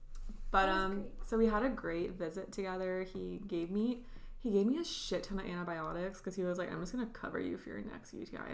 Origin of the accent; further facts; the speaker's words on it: Temecula, California, United States; I told him that I was born in Temecula.